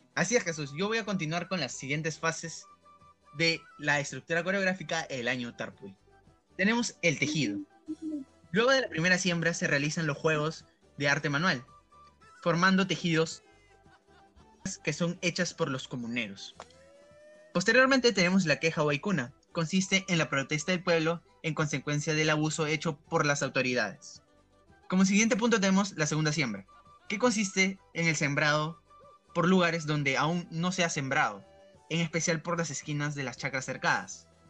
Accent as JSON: {"language": "Spanish", "country": "Peru", "said": "nuestra identidad como peruanos"}